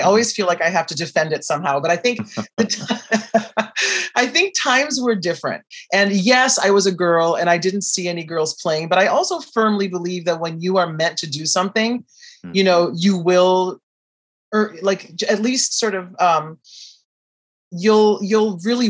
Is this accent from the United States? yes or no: no; Brazil; I am from Brazil